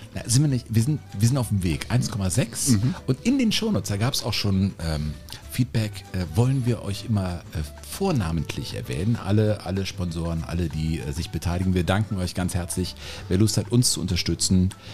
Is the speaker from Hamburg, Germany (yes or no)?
no; Cologne, North Rhine-Westphalia, Germany; Ich bin auch in Köln geboren